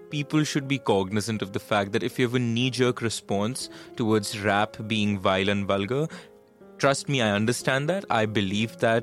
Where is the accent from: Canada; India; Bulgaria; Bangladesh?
India; I'm an Indian